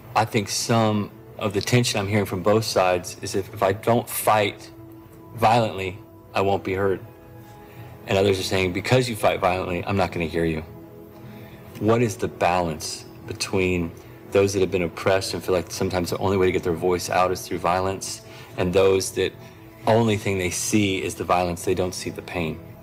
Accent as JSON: {"language": "English", "town": "Tulsa", "region": "Oklahoma", "country": "United States", "said": "I'm from Tulsa, Oklahoma"}